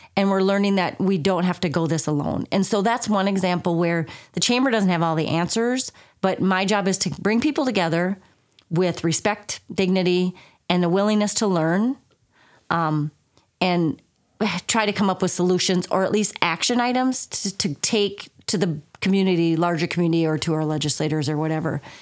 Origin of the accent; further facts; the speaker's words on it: southern Minnesota, United States; moved away as an adult; also born or lived in Colorado / North Carolina / Wisconsin / Iowa; now in Sauk Valley, United States; I was born and raised in southern Minnesota. Um, do not comment on my accent if you all think I still have one.